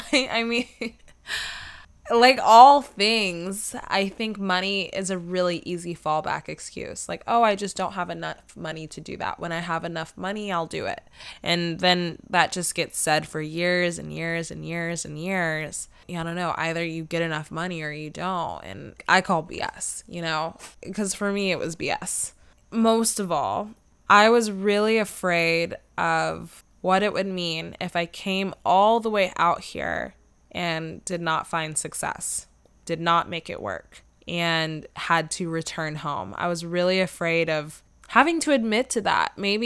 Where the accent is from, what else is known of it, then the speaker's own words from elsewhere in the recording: Atlanta, Georgia, United States; people have asked me where I'm from and are then shocked to find out that I've been born and raised in Atlanta, probably because I look like I would be from California and I sound like I could potentially be from California.